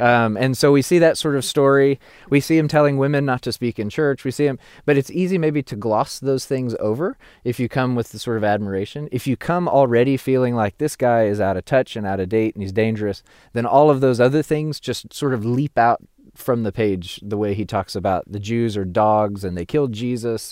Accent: the Bible Belt, United States; being an American Christian and through my cultural place of being a Christian in the Bible Belt

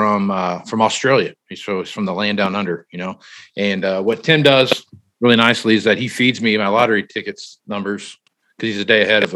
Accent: East Coast, United States; I'm from the East Coast

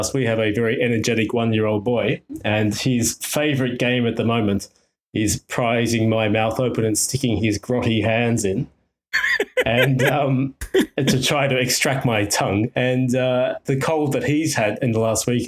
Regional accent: Melbourne, Victoria, Australia; moved away as an adult; also born or lived in Niigata, Japan; now in Nagano, Japan; I'm originally from Melbourne, Australia. I've been in Japan now

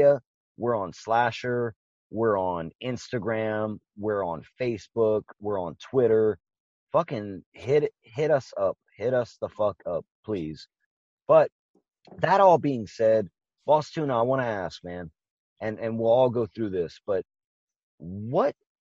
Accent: Louisiana, United States; We were born and raised in Louisiana

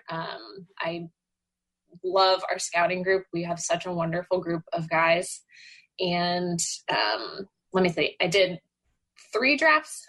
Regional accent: Dallas, Texas, United States; moved away; I grew up in Dallas

